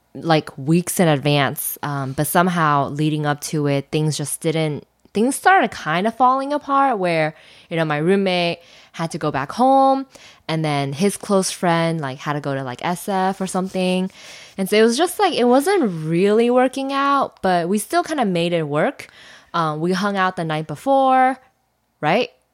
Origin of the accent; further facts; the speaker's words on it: China; I'm from China